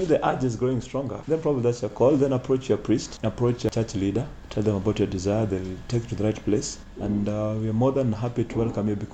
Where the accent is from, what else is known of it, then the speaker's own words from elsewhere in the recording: Siaya, Siaya County, Kenya; now in Nairobi, Kenya; I come from Siaya.